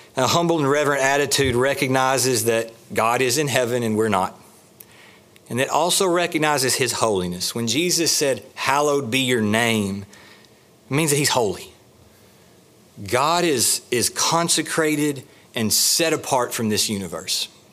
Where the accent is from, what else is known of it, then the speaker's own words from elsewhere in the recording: the South, United States; We're from the South